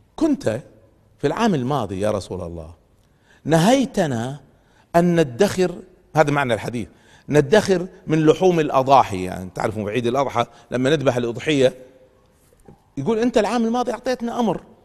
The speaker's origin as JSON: {"language": "Arabic", "country": "Kuwait", "said": "عندنا في الكويت"}